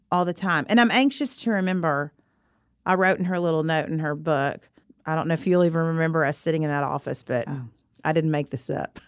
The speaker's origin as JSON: {"language": "English", "region": "Arkansas", "country": "United States", "tie": "born or raised there", "moved": "yes", "said": "where I grew up in Arkansas"}